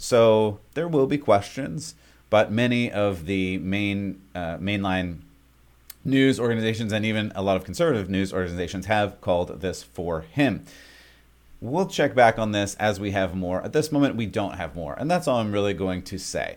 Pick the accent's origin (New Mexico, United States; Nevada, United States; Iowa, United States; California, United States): California, United States; moved away; I love the place that I grew up in California